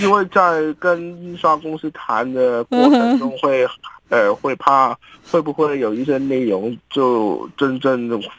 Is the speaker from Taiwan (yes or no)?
no; Hong Kong; 继续活下去，为我们香港人努力。